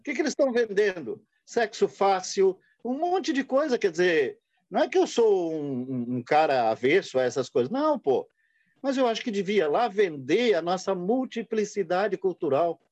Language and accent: Portuguese; Brusque, Santa Catarina, Brazil; nós que somos de Brusque